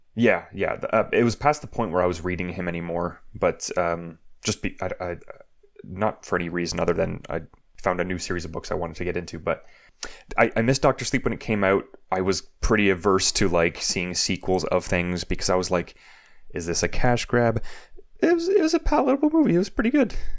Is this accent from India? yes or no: no; Canada; growing up in Canada